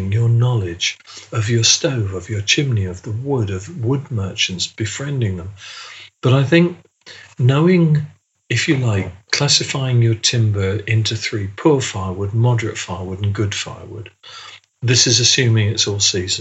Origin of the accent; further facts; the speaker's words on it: England, United Kingdom; being English-British